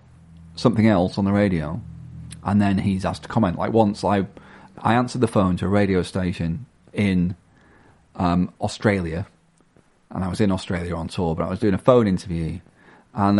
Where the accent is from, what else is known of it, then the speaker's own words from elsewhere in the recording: Blackpool, North West England, United Kingdom; I'm from Blackpool.